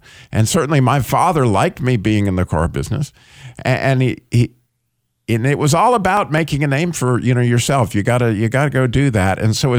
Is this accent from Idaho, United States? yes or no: yes; Idaho, United States; born there; also born or lived in California / Colorado / New Mexico / Michigan; I was born in Idaho. I lived in Michigan, Illinois, obviously North Carolina and Georgia, and I just lived all over the place.